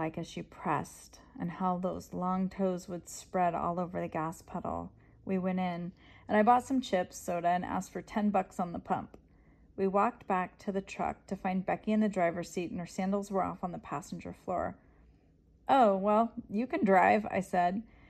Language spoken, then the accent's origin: English; California, United States; I grew up in California.